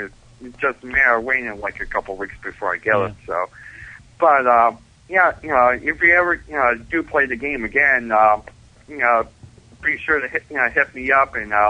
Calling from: Buffalo, New York, United States; from Buffalo.

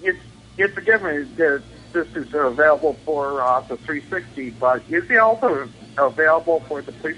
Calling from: Buffalo, New York, United States; Hey, Bobby. … from Buffalo, New York.

